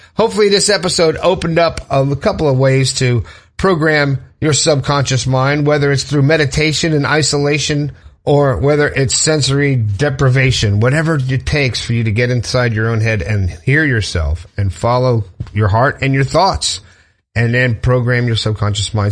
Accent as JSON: {"language": "English", "town": "Fort Lauderdale", "region": "Florida", "country": "United States", "tie": "born or raised there", "said": "I grew up in Fort Lauderdale"}